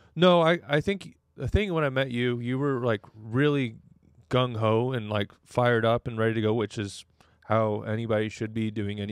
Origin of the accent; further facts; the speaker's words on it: Redding, California, United States; moved away as an adult; now in Orange County, United States; I grew up in Redding, California